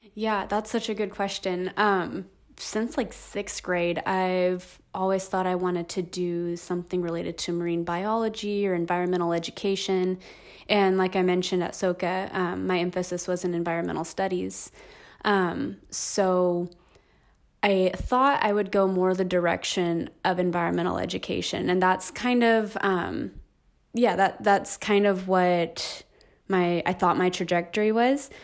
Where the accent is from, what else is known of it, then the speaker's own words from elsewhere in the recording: Hesperia, California, United States; also born or lived in Aliso Viejo, California; I grew up in Hesperia, California, so in the high desert, um, in the Inland Empire. Um, and I was there, um, till I was eighteen